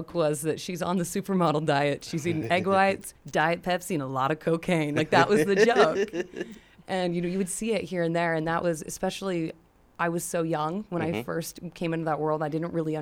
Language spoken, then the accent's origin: English; United States; I scream American.